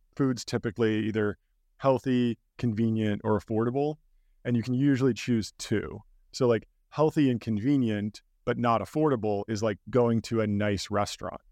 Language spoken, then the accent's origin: English; Pasadena, California, United States; I grew up in Pasadena, California, basically right outside Los Angeles